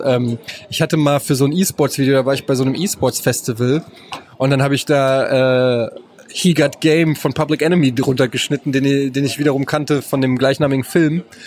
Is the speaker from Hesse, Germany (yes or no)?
yes; Frankfurt, Hesse, Germany; als Frankfurter muss ich sagen, äh, feiere ich ihn total. Ich habe im Gallus gelebt